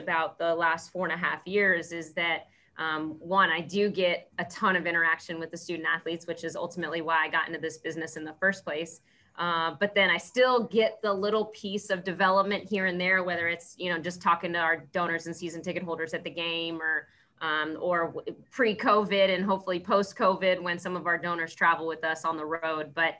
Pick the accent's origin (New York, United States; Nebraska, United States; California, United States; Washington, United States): California, United States; San Jose; moved away as an adult; I grew up in San Jose, California, and went 3,000 miles away to play softball at Yale University